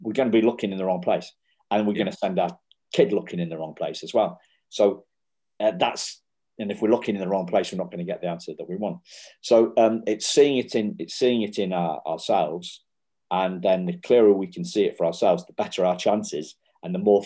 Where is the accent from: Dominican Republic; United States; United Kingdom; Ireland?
United Kingdom; we're middle class and we're British